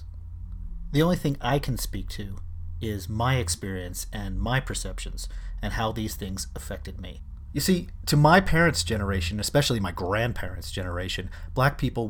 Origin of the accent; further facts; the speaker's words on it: Philadelphia, Pennsylvania, United States; I grew up in Philadelphia in the 1970s, and Philly at that time was a very segregated city.